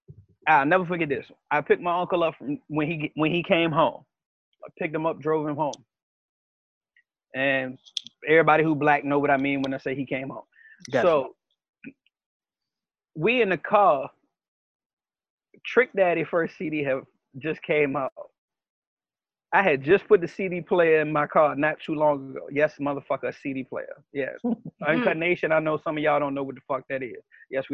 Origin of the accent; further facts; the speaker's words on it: Richmond, Virginia, United States; I'm not calling Meg a bitch. I'm from Richmond. That's the jargon we use.